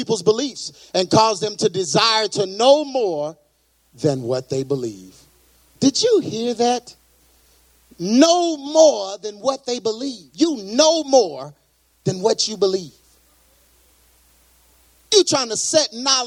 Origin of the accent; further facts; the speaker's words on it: Texas, United States; I'm from Texas. That's the way we talk down here